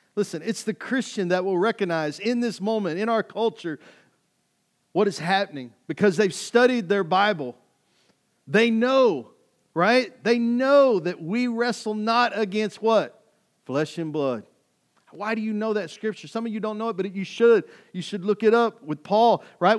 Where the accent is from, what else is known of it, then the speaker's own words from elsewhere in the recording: Kaufman, Texas, United States; moved away as an adult; I came from Kauffman, Texas, in Podunville, U S A. I graduated with seventy-five people